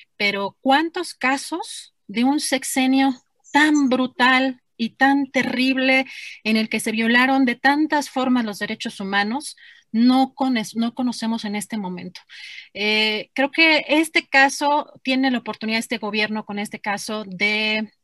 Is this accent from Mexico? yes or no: yes; Mexico; como mexicana y como periodista